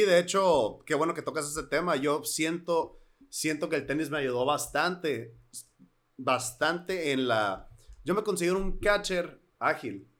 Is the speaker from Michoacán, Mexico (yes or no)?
no; Hermosillo, Sonora, Mexico; cuando nos mudamos, vivíamos en Misión del Sol. Y cuando nos mudamos a Centenario